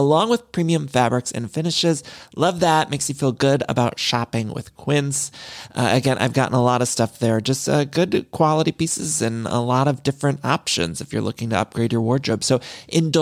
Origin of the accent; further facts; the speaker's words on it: Midwest, United States; now in Los Angeles, United States; I'm from the Midwest, but I've lived in California